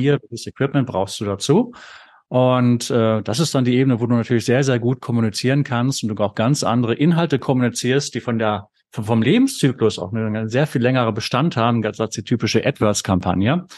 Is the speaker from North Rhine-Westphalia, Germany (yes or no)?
yes; North Rhine-Westphalia, Germany; Ich selbst bin ja Ostwestfale